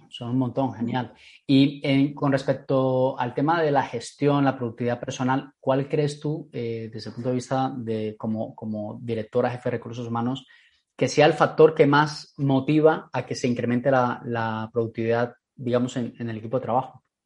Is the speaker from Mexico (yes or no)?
no; Colombia; colombiana de mi tierra